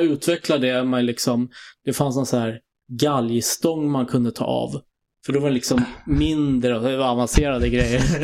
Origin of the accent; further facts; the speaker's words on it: Stockholm, Stockholm County, Sweden; moved away as an adult; now in Sollentuna, Sweden; är från Kungsholmen, född på Kungsholmen